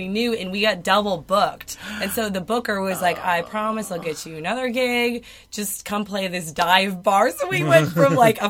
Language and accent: English; Arizona, United States; moved away; also born or lived in Nashville; we're going back to Arizona, which is my hometown